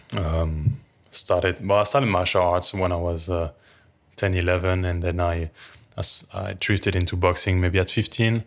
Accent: France; moved away; I'm French and the character was French as well, uh, I didn't have to change my accent

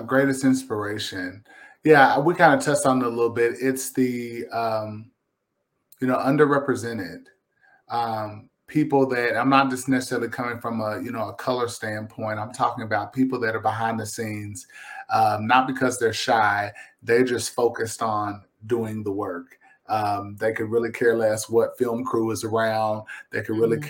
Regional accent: Lexington, Kentucky, United States; now in Versailles, United States; I'm a Kentuckian. I'm a Kentucky boy. I'm from Lexington. I live out uh, in Versailles now

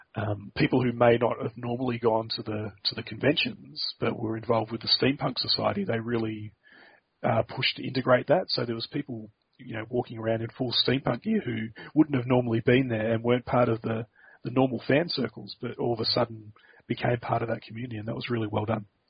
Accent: Australia; as an Australian

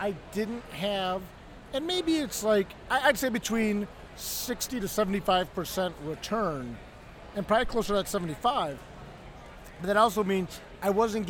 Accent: Toledo, Ohio, United States; I grew up in Toledo, Ohio.

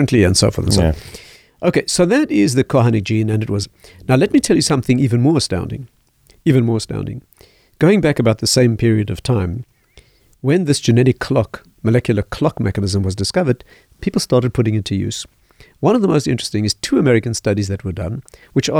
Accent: South Africa; I was raised in South Africa

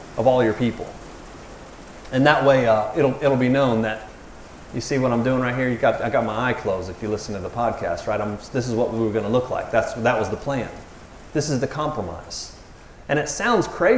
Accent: the South, United States; I'm from the South

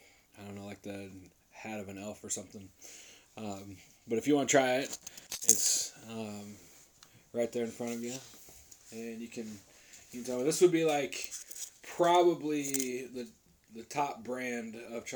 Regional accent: United States; I might get into trouble being American

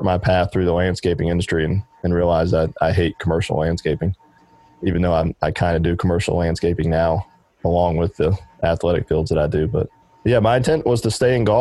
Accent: Charlotte, North Carolina, United States; I'm from Charlotte, and I've always wanted to stay a little bit closer to home

